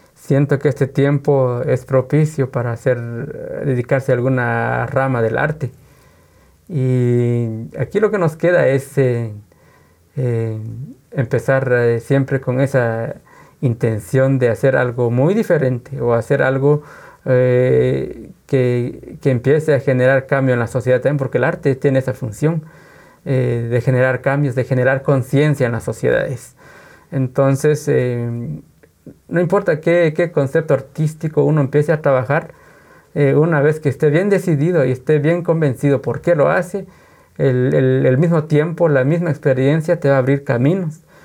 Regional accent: Guatemala; somos de Guatemala, Guatemala. ¿Y qué cultura? Somos cultura maya

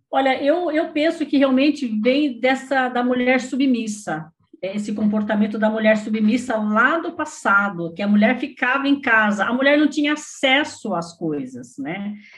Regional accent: Paraná, Brazil; moved away as an adult; now in Suzano, Brazil; eu sou paranaense, mas estou aqui em São Paulo já há, há 40 anos

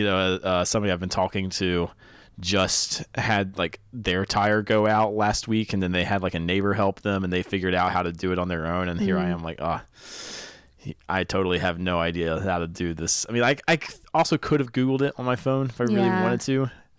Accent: North Carolina, United States; I've been in North Carolina a long time. I grew up in North Carolina

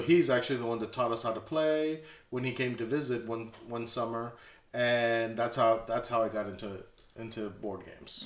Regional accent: Bronzeville, Texas, United States; I'm from Bronzeville, Texas

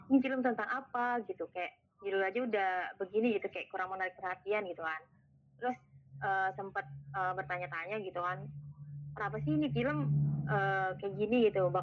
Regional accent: West Java, Indonesia; gue juga orang Sunda gitu

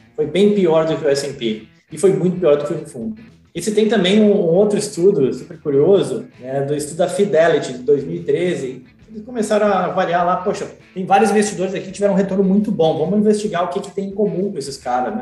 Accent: Gaúcho, Rio Grande do Sul, Brazil; moved away as an adult; also born or lived in England / Ireland / Vitória, Espírito Santo / Rio de Janeiro; now in Miami, United States; sou gaúcho, gremista, mas estou aqui em Miami

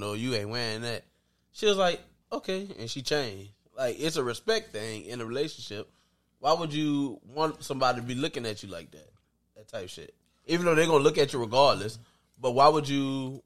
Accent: Jacksonville, Florida, United States; moved away as an adult; now in Louisiana, United States; I'm from Florida culture

